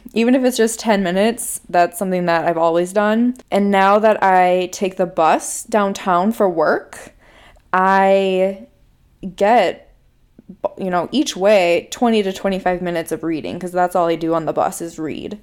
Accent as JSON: {"language": "English", "region": "Minnesota", "country": "United States", "tie": "born or raised there", "accent": "Minnesota", "said": "My family is originally from Chicago, but I grew up in Minnesota. I went to college in Minnesota, and I live in Minnesota now"}